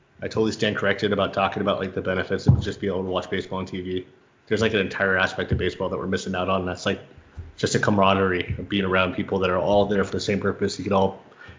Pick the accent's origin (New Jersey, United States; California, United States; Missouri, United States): California, United States; San Diego; moved away as an adult; also born or lived in Los Angeles, United States; now in Phoenix, United States; I grew up in San Diego